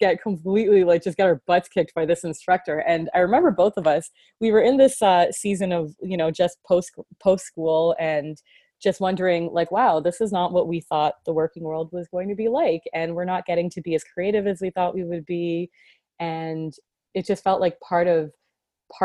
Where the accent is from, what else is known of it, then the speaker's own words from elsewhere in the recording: Mississauga, Ontario, Canada; I grew up in Toronto in a suburb called Mississauga.